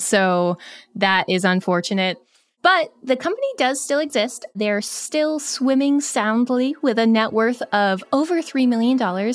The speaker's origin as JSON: {"language": "English", "region": "Vermont", "country": "United States", "tie": "born or raised there", "said": "I grew up in Vermont"}